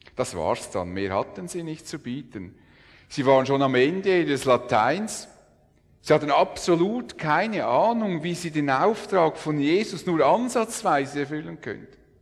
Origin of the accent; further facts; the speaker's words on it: Switzerland; wir Schweizer